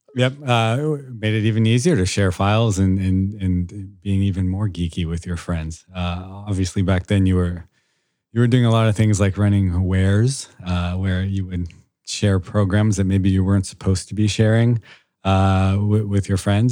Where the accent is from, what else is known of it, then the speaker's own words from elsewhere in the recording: Foster City, California, United States; I am born and raised in Foster City, California